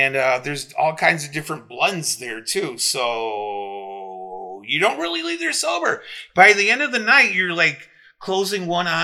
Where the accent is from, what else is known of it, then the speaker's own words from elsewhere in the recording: Midwest, United States; we're from the Midwest and we're used to this kind of stuff